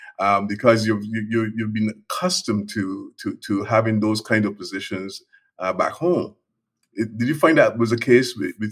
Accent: Barbados; moved away; Back in Barbados, we grew up in Barbados

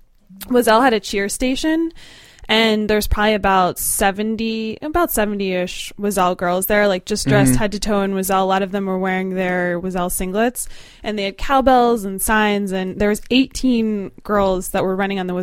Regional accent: New Jersey, United States; moved away; I'm from New Jersey.

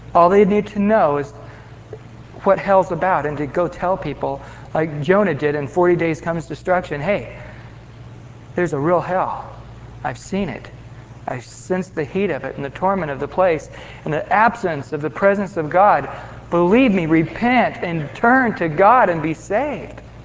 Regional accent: Visalia, California, United States; I grew up in Visalia, right at the foot of the sequoias in Yosemite

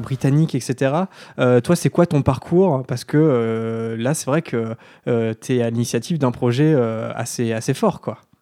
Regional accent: Normandy, France; on est normand

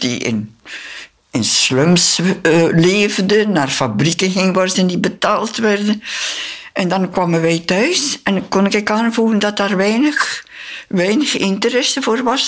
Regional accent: Belgium; moved away as an adult; also born or lived in Philippines

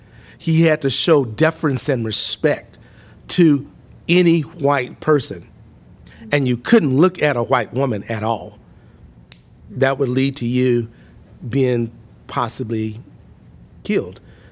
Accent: Mississippi, United States; I was born and raised in Mississippi. I was born in a house, not in a hospital.

